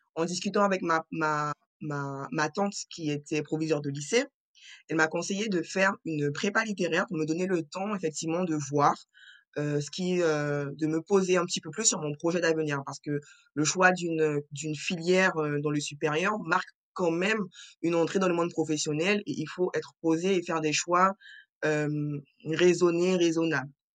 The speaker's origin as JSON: {"language": "French", "country": "French Guiana", "said": "je suis originaire de la Guyane française"}